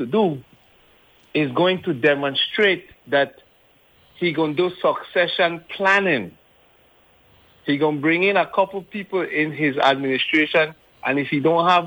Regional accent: U.S. Virgin Islands; we are from the Virgin Islands

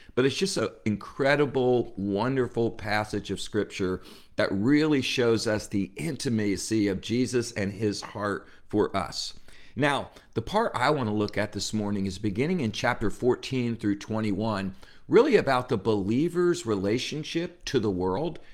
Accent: New Jersey, United States; I grew up in New Jersey

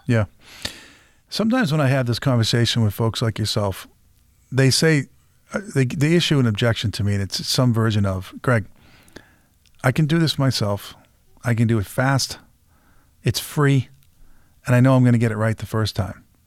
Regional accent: Peabody, Massachusetts, United States; I grew up in Peabody, Massachusetts

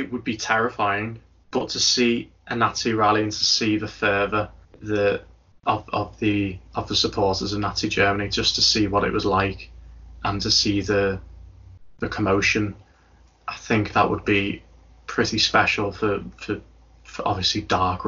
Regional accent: Liverpool, North West England, United Kingdom; I am from Liverpool

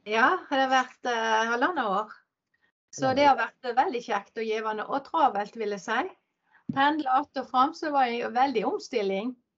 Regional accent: Ålvik, Vestland, Norway; also born or lived in Peru; Jeg er oppvokst inn i Ålvik, ei mm. industribygd

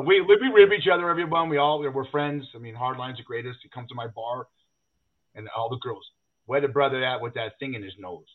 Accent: Los Angeles, California, United States; I'm from Los Angeles

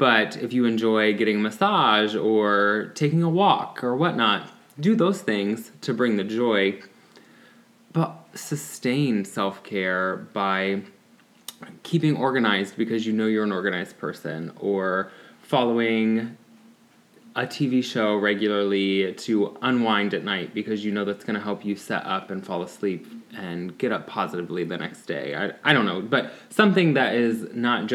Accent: Ohio, United States; I'm still in good old Ohio.

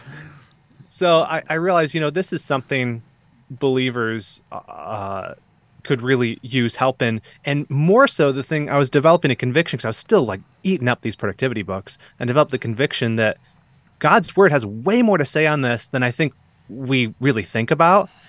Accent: Southeast Michigan, United States; moved away as an adult; I grew up here in Southeast Michigan

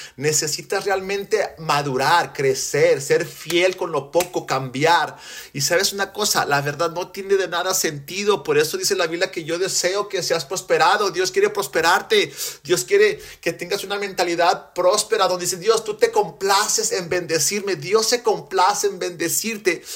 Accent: Mexico; en México, donde yo soy, porque soy mexicano, soy gringo de cascarón, mexicano de corazón

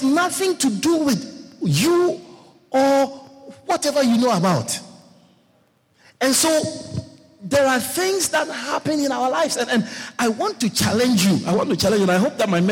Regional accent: Kumasi, Ashanti, Ghana; moved away; I grew up in Kumasi.

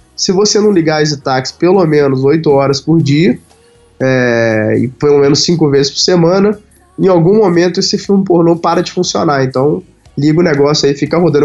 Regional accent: Carangola, Minas Gerais, Brazil; moved away; lá na minha cidade natal, em Carangola

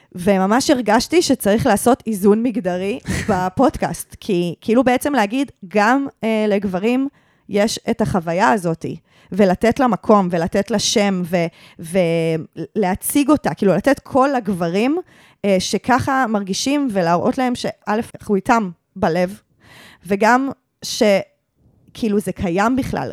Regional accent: Givatayim, Tel Aviv District, Israel; שגדלתי בגבעתיים

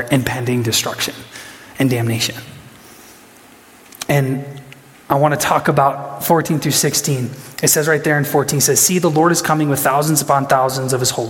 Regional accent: Huron, South Dakota, United States; I was from Huron.

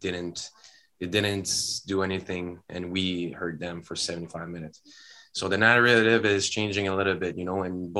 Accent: Canada; in Canada, we're all Canadian

